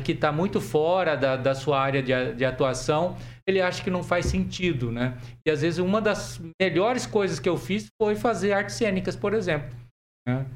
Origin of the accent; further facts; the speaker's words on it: Jussara, Paraná, Brazil; also born or lived in Assis Chateaubriand; Eu sou daqui do norte, nasci no norte tá. do Paraná, em Jussara